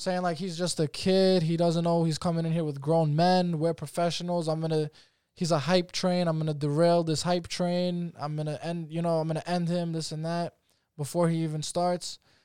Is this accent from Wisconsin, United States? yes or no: no; New York, United States; I'm a fucking citizen. I was born in New York.